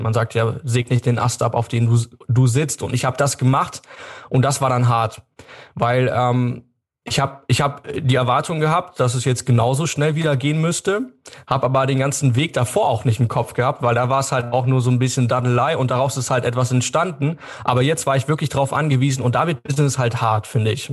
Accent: Germany; hier bei uns in Deutschland

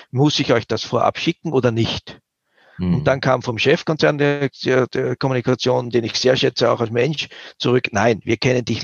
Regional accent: Switzerland; Wir sind halt auch Schweizer

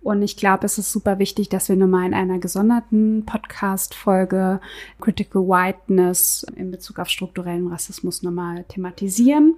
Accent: Berlin, Germany; ich bin gebürtige Berlinerin bzw. gebürtige Weddingerin

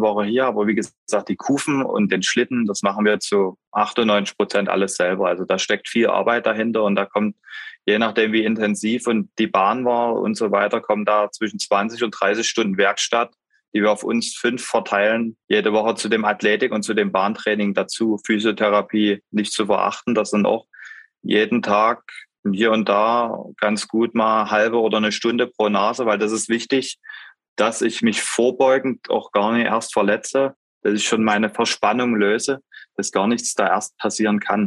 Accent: Pirna, Saxony, Germany; bei uns zu Hause in Pirna

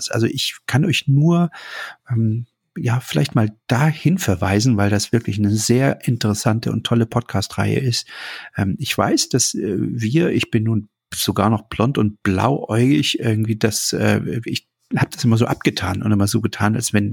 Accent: East Germany, Germany; Also ich bin in der DDR aufgewachsen. Natürlich gab es bei uns auch Menschen aus anderen Ländern.

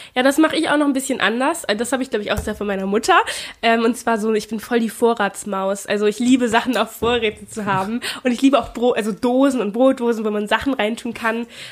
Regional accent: Germany; first language German; ich bin ja auch in Deutschland geboren

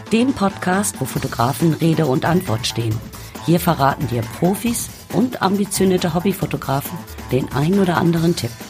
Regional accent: Baden-Württemberg, Germany; Ich komme aus der Nähe von Heidelberg, habe zwei Kinder, bin glücklich verheiratet

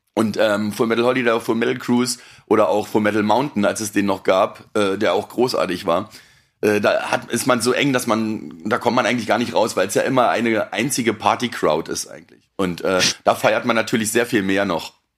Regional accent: Berlin, Germany; Ich komme aus Berlin

